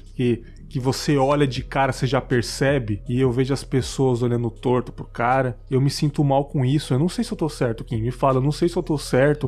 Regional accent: São Paulo, Brazil; now in Cachoeiro de Itapemirim, Brazil; eu sou de São Paulo, mas não moro mais lá

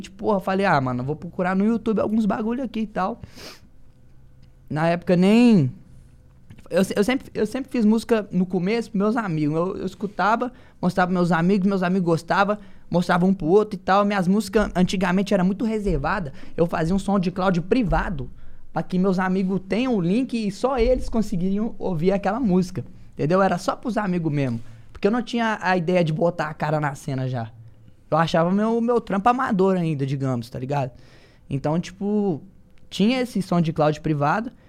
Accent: Belo Horizonte, Minas Gerais, Brazil; eu vim lá de Minas Gerais, BH, daquele naipão de rocha, só força. Essas é são as gírias nossas lá da Guiné.

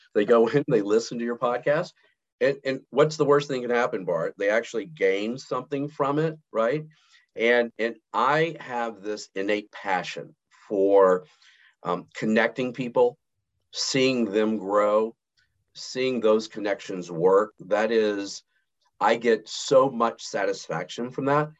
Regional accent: Montgomery, Alabama, United States; moved away; also born or lived in Houston; born and raised in Montgomery, Alabama

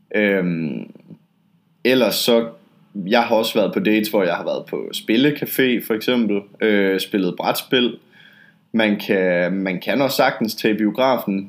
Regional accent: Denmark; now in Poland; jeg er dansker

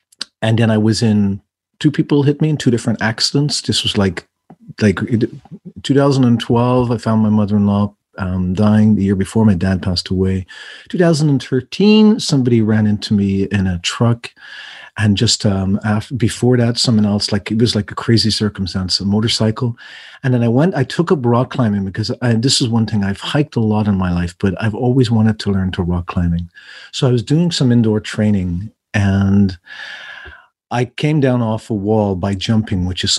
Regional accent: Ireland; moved away; I'm originally from Ireland. And my accent changes depending on who I'm speaking to, where I'm at in the world.

